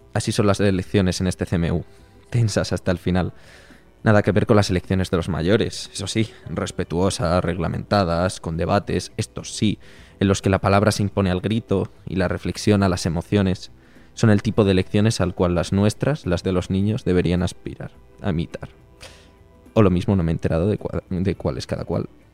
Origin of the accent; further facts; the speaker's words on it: Brime de Sog, Castile and León, Spain; moved away; como el agua de mi pueblo, no hay